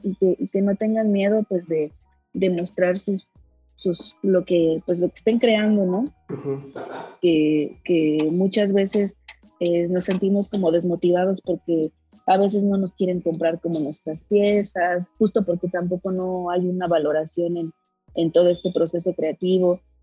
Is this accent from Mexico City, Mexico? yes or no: yes; Milpa Alta, Mexico City, Mexico; yo nací en el Palta, ah, yo soy de allá